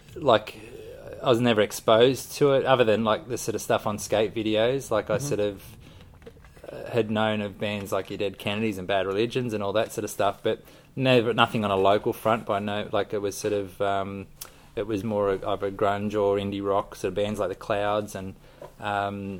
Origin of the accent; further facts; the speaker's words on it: Sydney, New South Wales, Australia; Mascot in, okay, Sydney, yeah. Yeah. So I was walking distance to the airport